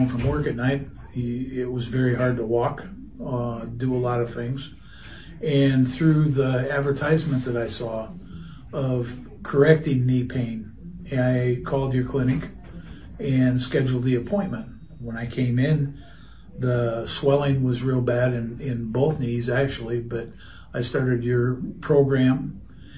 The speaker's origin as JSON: {"language": "English", "town": "Marion", "region": "Iowa", "country": "United States", "said": "I'm from Marion, Iowa."}